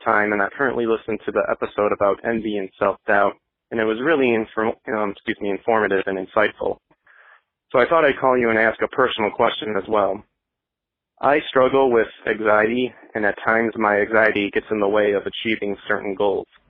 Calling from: Nashville, Tennessee, United States; I'm calling from Nashville, Tennessee

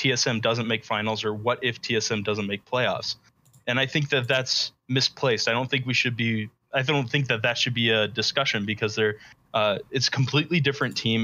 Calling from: Spring Arbor, Michigan, United States; I'm calling from Spring Arbor, Michigan.

